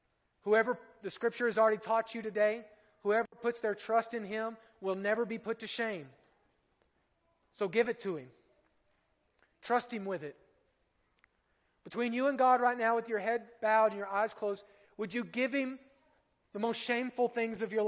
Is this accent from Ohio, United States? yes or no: no; Oklahoma, United States; I'm from Oklahoma